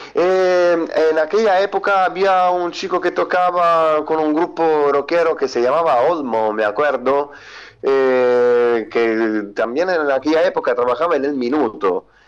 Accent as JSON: {"language": "Spanish", "town": "Palermo", "region": "Sicily", "country": "Italy", "also_born_or_lived": "northern Italy", "second_language": "Spanish", "moved": "as an adult", "said": "yo soy de Sicilia, soy de Palermo, de la ciudad de Palermo"}